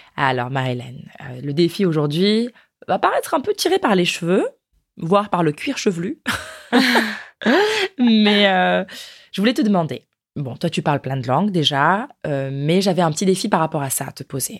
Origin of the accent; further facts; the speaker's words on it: France; je parle bien anglais en tant que française